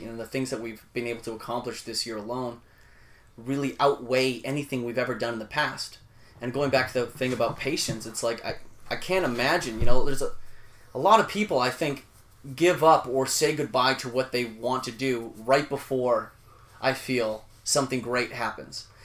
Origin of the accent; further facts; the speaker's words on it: Vancouver, British Columbia, Canada; also born or lived in Winnipeg, Manitoba, Canada; I moved from Winnipeg to Vancouver, okay, when I was like eleven